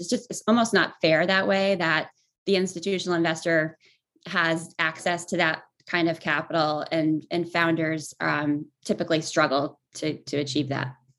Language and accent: English; Voorheesville, New York, United States; moved away as an adult; also born or lived in Boston / Los Angeles; I grew up in upstate New York in a town outside Albany called Voorheesville.